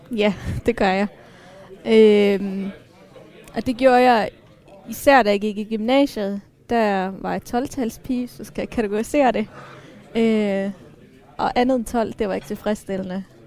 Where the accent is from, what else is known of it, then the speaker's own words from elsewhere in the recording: Denmark; jeg er ikke etnisk dansker, øh, men jeg er vokset op her